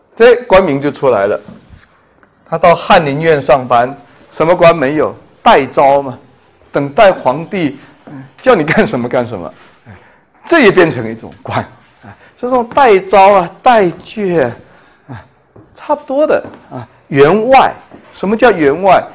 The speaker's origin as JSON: {"language": "Chinese", "country": "China", "said": "我们中国人经常会危言耸听"}